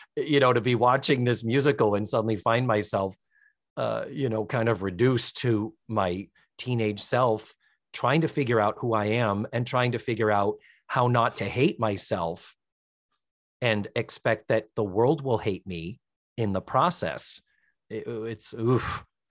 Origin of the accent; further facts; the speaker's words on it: Brockton, Massachusetts, United States; moved away; They're up in Brockton. They're still up in my hometown